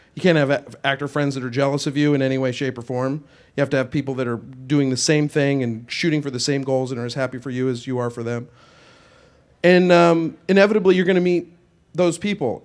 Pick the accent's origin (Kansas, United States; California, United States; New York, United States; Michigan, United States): Kansas, United States; moved away as an adult; now in Los Angeles, United States; I'm from Kansas.